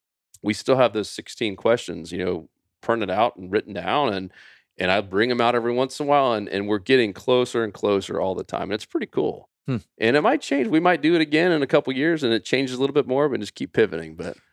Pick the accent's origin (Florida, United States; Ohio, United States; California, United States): Florida, United States; Winter Haven; we grew up bass fishing in Winter Haven, Florida